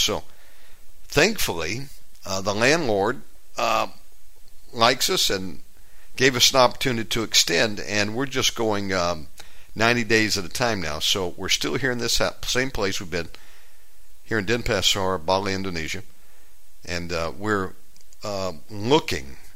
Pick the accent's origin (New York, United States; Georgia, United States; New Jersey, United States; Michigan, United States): Georgia, United States; moved away; born and raised in Georgia. I'm a Georgia boy by birth.